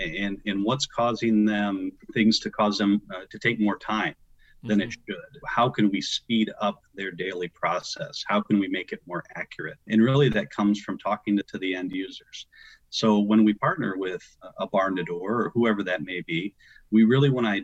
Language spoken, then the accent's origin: English; Western Illinois, United States; moved away as an adult; also born or lived in Arizona; I grew up in the Midwest, so Western Illinois